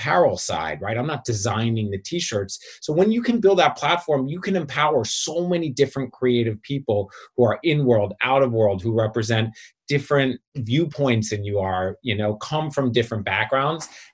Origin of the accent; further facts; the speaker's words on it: Philadelphia, Pennsylvania, United States; now in Brooklyn, United States; I'm from Philly originally